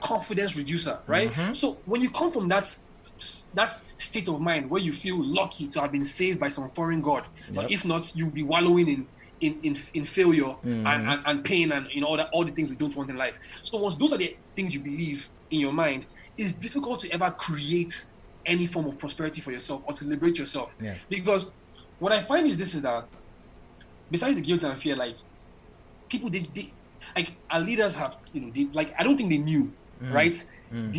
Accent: Nigeria; moved away as an adult; also born or lived in United States; I grew up in Nigeria, right? My whole life, I grew up in Nigeria till I came to the US for school

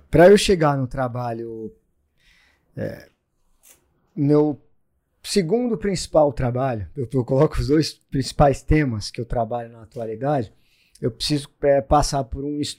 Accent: Santos, São Paulo, Brazil; É, eu comecei a surfar aqui em Santos, sou natural de Santos, né?

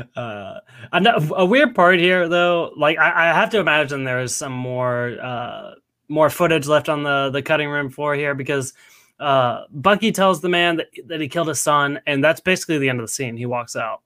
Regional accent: Nashville, Tennessee, United States; I was born and raised in Nashville, Tennessee

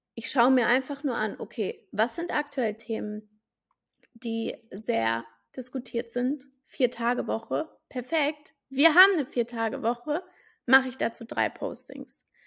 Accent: Frankfurt am Main, Hesse, Germany; ich bin ja gebürtig aus Frankfurt am Main

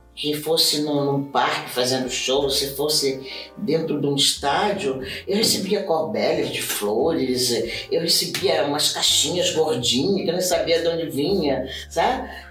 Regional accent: Brazil; moved away as an adult; now in Japan; eu vim do Brasil, eu trouxe samba, eu trouxe jazz, eu trouxe um monte de dança

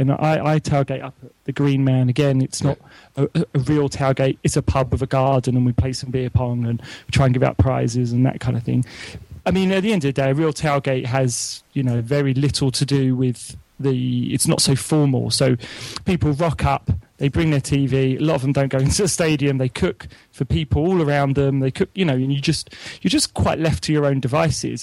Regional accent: London, United Kingdom; moved away as an adult; now in Oxford, United Kingdom; although I'm from London and I live in Oxford now

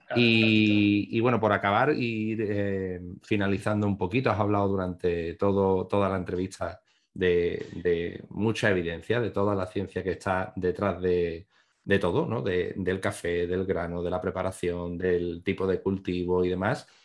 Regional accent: Rota, Andalusia, Spain; yo soy de Rota

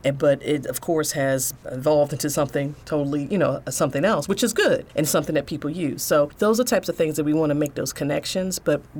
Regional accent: Sandy Spring, Maryland, United States; growing up in Sandy Spring and going through Montgomery County Public Schools, because I went through Montgomery County Public Schools

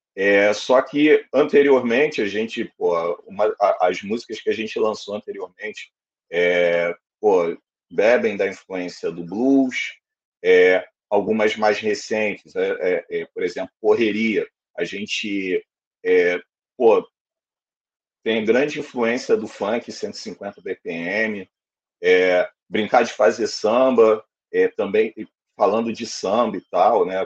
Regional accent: Rio de Janeiro, Brazil; also born or lived in Quintino, Rio de Janeiro; sou do Encantado, Piedade

